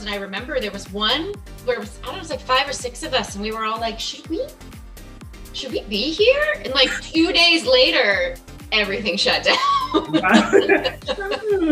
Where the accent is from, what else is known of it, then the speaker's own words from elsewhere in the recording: Phoenix, Arizona, United States; I grew up in Phoenix, Arizona